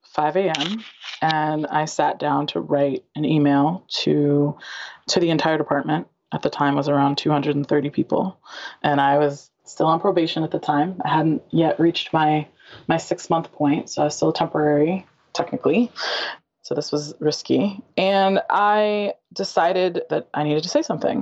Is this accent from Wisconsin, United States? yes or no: no; Western Michigan, United States; I grew up in Western Michigan.